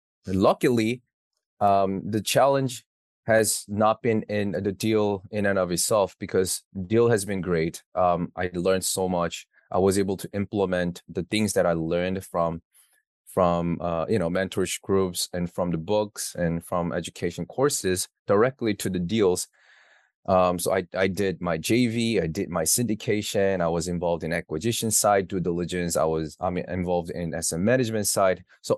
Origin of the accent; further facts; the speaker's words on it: New York City, New York, United States; So I'm from New York City.